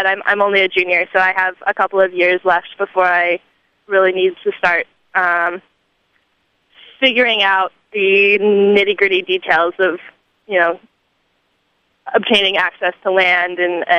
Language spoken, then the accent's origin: English; Michigan, United States; moved away as an adult; You know, I came here from Michigan, and it was quite a culture shock to come here and see so many people proud of that heritage.